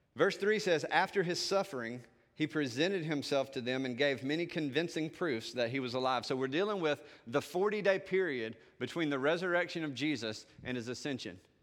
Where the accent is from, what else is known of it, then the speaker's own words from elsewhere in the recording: the South, Southern United States, United States; accent: Southern; I can speak with my Southern accent